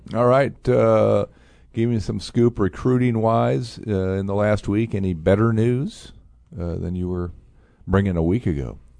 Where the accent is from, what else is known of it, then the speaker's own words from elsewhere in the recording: Fort Wayne, Indiana, United States; my hometown city of Fort Wayne